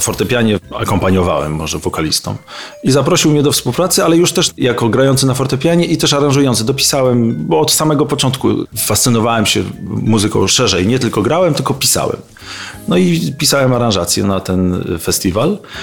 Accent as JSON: {"language": "Polish", "town": "Bartoszyce", "region": "Warmian-Masurian Voivodeship", "country": "Poland", "also_born_or_lived": "Olsztyn", "moved": "yes", "said": "z Olsztyna nie pochodzę, tylko pochodzę z Bartoszyc, ale mieszkałem w Olsztynie, byłem w szkole muzycznej, w internacie"}